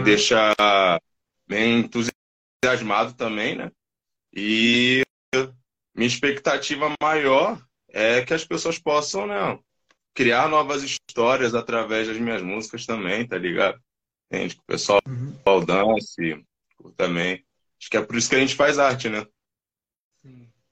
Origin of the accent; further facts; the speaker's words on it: Rio de Janeiro, Brazil; moved away as an adult; now in São Paulo, Brazil; eu sou do Rio de Janeiro.